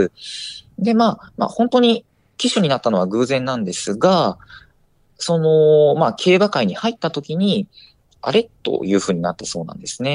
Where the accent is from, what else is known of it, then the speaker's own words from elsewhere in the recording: Osaka, Japan; 私は大阪府の出身なんですが